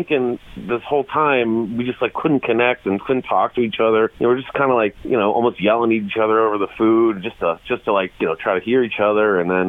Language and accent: English; Huber Heights, Ohio, United States; I'm from Huber Heights.